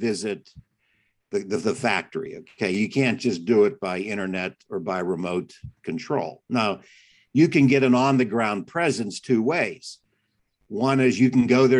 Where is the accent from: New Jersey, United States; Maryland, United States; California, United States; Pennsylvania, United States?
Pennsylvania, United States; Pittsburgh; moved away as an adult; also born or lived in China; I was born in Pittsburgh